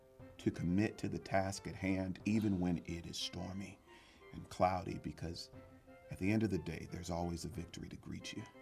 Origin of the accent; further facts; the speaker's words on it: Texas, United States; And I'm from Texas